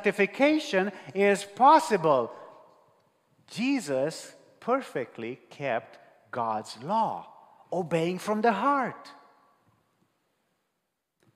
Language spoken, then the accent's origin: English; Romania; English is a second language; I'm from Romania. I speak to you in English here